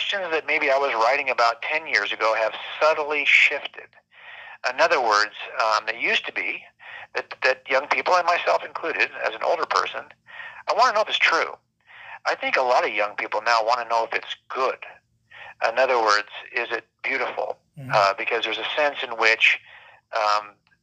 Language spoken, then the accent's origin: English; Los Angeles County, Southern California, United States; I was raised in Los Angeles County here in Southern California